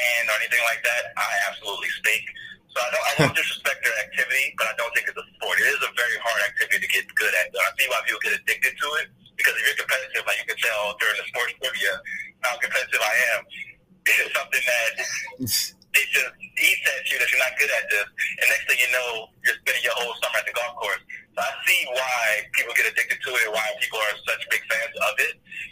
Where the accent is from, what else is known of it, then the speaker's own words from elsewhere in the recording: Louisiana, United States; moved away as an adult; also born or lived in California; I grew up in Louisiana.